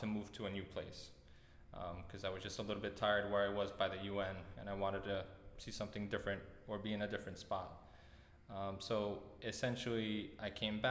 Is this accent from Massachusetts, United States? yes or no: no; Long Island, New York, United States; also born or lived in Poland / Greenpoint, Brooklyn; So we stayed in Greenpoint for maybe 2 years or so. So I started kindergarten and then a couple grades up before moving to Long Island. But when I moved to Long Island, away from Greenpoint